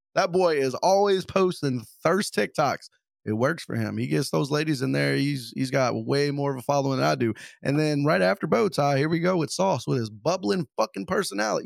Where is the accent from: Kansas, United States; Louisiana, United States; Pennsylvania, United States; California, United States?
Louisiana, United States; I'm from Louisiana.